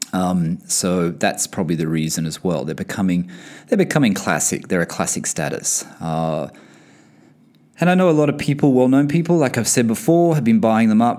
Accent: Australia; moved away as an adult; now in Bahrain; I'm from Australia and, and I'm currently based in Bahrain for work

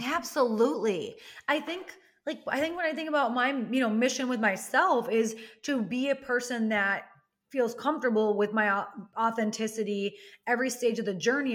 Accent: Wisconsin, United States; I come from Wisconsin, which is the cheese curd and cheese capital of, like, the world

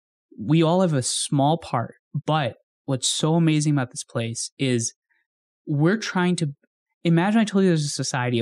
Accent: India; when we were growing up in India, and then we would move back and forth, and then I would travel back and forth.

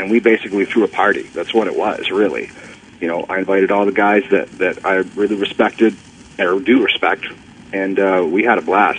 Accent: Toronto, Ontario, Canada; You know, when I was a kid, I got to see Andre live in my hometown of Toronto.

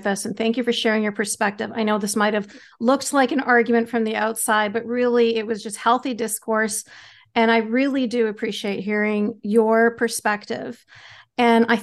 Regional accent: Canada; I'm Canadian. Canada.

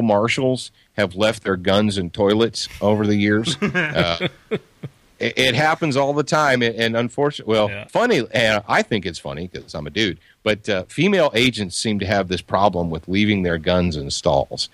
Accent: Detroit, Michigan, United States; I was born in Detroit, and we lived in the city.

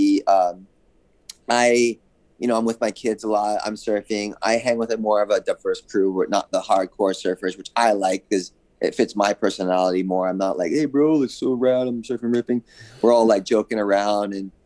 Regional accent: Hawaii, United States; now in California, United States; I grew up in Hawaii

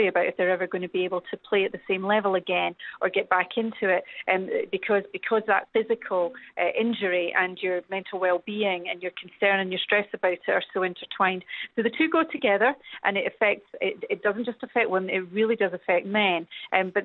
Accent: United Kingdom; accent: British; now in Canada; I'm very British, as you can tell from my accent

